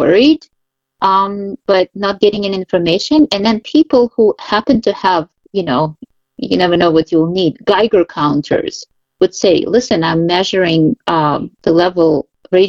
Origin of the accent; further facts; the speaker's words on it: Kyiv, Ukraine; moved away as an adult; also born or lived in Moscow; now in New York, United States; I was born in Kiev.